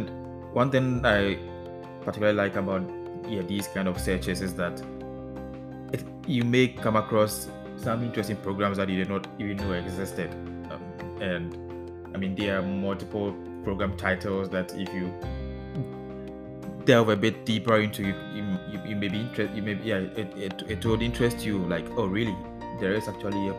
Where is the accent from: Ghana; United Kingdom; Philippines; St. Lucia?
Ghana; moved away as an adult; now in Netherlands; I am a Ghanaian and presently living in the Netherlands